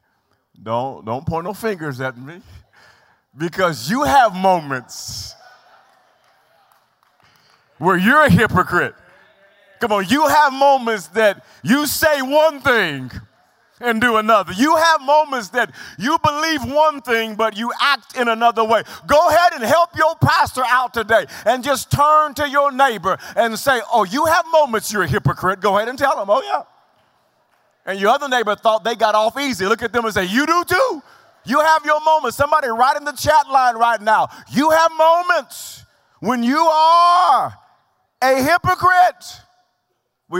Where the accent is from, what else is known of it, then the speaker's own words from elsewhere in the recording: Wewoka, Oklahoma, United States; I'm from Wewoka